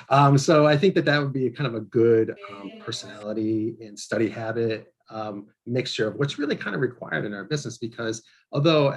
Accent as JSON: {"language": "English", "region": "Northeast", "country": "United States", "said": "I'm from the Northeast and I live in the Northeast."}